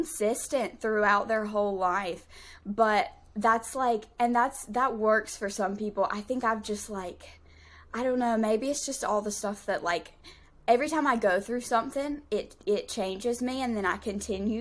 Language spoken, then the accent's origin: English; Southern, United States; accent: Southern drawl